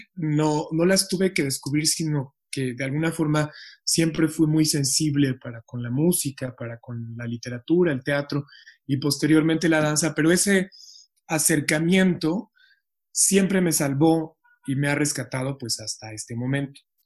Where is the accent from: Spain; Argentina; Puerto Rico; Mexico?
Mexico; Mexico City; Yo crecí en Iztapalapa